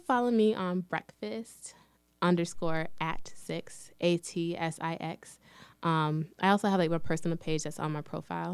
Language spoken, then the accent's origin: English; Lansing, Michigan, United States; also born or lived in Detroit, Michigan; I was actually born and raised in Lansing, Michigan